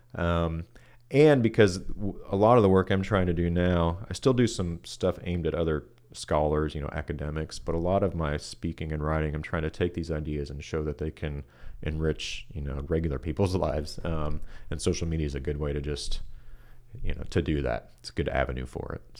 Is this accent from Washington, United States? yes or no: no; Kansas City, Kansas, United States; moved away as an adult; also born or lived in Boulder, Colorado; now in Richmond, Kentucky, United States; I uh, grew up in Kansas City on the Kansas side uh, of town. Um, so yeah, my whole life grew up there